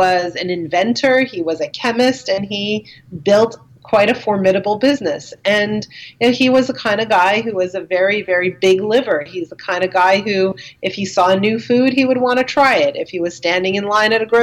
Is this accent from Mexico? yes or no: no; Dollard-des-Ormeaux, Quebec, Canada; I grew up in a place called Dollard des Ormeaux. I'm trying to kind of say it in English and French at the same time, but it's on the West Island of Montreal.